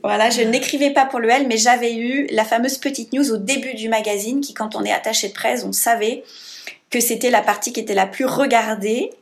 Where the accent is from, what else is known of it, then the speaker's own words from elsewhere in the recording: Grenoble, Auvergne-Rhône-Alpes, France; moved away; also born or lived in Paris; je suis grenobloise de naissance et donc j'ai passé autant de temps au conservatoire de Grenoble et à l'école de musique de la ville d'à côté que à l'école, au primaire, au collège et au lycée